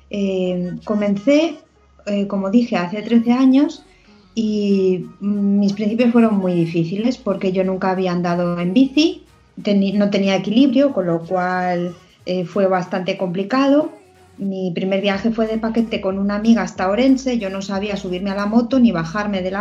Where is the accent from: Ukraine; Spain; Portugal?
Portugal; born there; recuerdo que cuando llegué a Portugal y a ver a mi familia, porque yo nací en Portugal